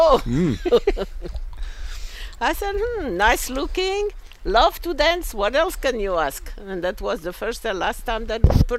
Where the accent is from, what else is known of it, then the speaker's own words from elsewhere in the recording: Casablanca, Casablanca-Settat, Morocco; first language French; English is a second language; moved away as an adult; also born or lived in Toronto, Canada; now in United States; I come from Morocco